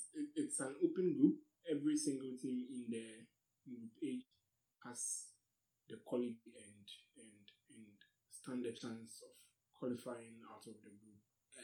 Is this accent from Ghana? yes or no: yes; Ghana; since I'm Ghanaian